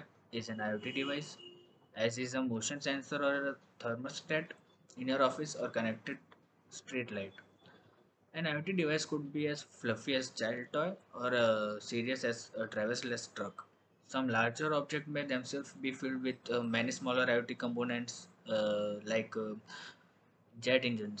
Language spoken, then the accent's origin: English; Ahmedabad, Gujarat, India; I am from Ahmedabad